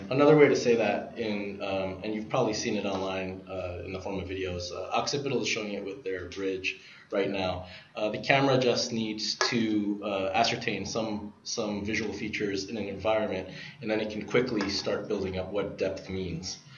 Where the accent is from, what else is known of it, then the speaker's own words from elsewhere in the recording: New York City, New York, United States; I'm born and raised in Brooklyn. Uh, I've I grew up taking the subways there